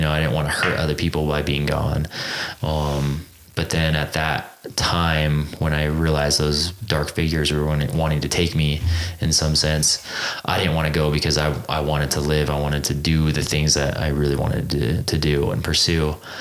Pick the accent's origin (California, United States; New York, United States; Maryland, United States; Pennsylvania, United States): California, United States; Exeter; moved away as an adult; now in Utah, United States; i grew up in a small town called exeter california